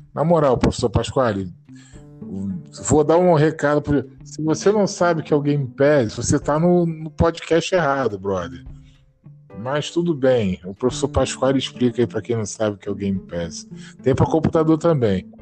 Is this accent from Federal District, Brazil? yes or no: no; Rio de Janeiro, Brazil; a gente é carioca